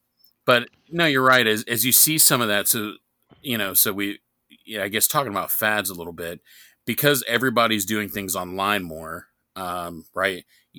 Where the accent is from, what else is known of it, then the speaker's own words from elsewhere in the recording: New York, United States; accent: New York; I wish I still had my New York accent. I mean, I'm told now I sound like I'm from the South.